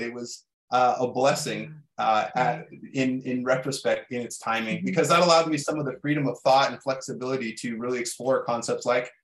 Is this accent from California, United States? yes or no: yes; Bay Area, Northern California, United States; I grew up in the Bay Area in Northern California